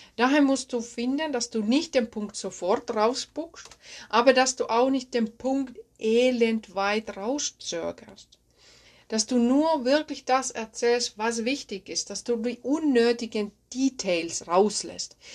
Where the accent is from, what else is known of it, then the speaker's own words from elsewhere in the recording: Finland; accent: Finnish; German is a second language; moved away; Ich bin ursprünglich aus Finnland, das wirst du merken hier in dieser Podcast-Folge, dass mein Akzent aus Finnland stammt.